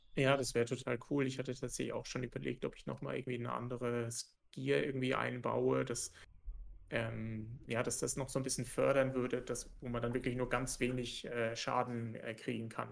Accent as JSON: {"language": "German", "country": "Germany", "said": "als Deutscher, also als Entwickler aus Deutschland"}